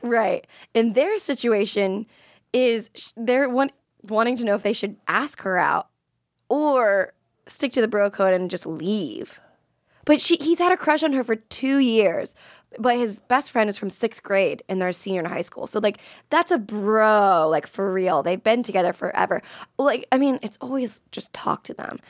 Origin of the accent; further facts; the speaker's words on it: Florida, United States; moved away; I was from Florida